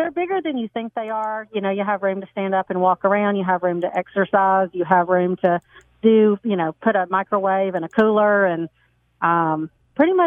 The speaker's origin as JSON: {"language": "English", "region": "the South", "country": "United States", "said": "I'm from the South, so I have a papaw"}